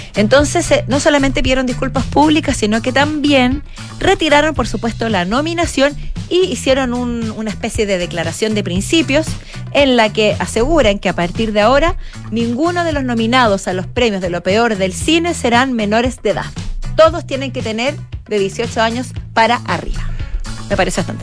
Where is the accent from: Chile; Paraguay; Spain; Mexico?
Chile